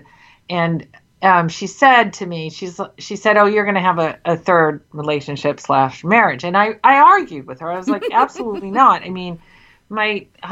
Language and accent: English; England, United Kingdom; I was born in England